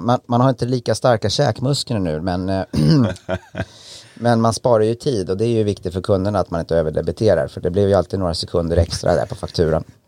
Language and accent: Swedish; Enköping, Uppsala County, Sweden; jag kommer från Enköping, en ganska liten ort i, i Mälardalen